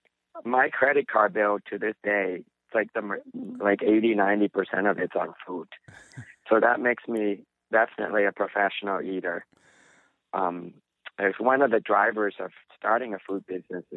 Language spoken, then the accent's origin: English; Vietnam; now in United States; I grew up in Vietnam, Southeast Asia. We eat a lot of tofu. And, when I migrated here and grew up here